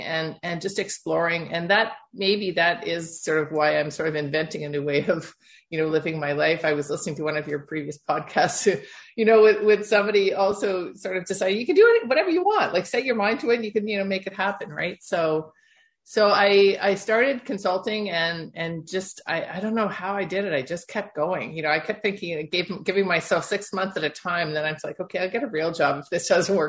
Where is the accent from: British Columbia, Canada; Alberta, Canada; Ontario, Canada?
Ontario, Canada; Toronto; my background is born and bred in Toronto, Ontario, Canada